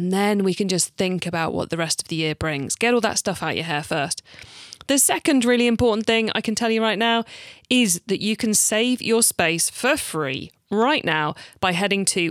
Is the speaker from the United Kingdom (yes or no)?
yes; United Kingdom; I'm British